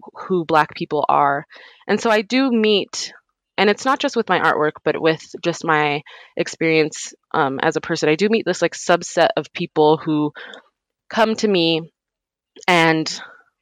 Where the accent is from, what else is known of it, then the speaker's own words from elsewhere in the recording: New Mexico, United States; I grew up in New Mexico